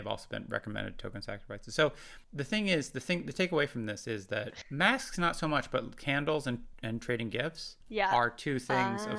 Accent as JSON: {"language": "English", "country": "United States", "moved": "yes", "lives_now": "United Kingdom", "said": "I am American"}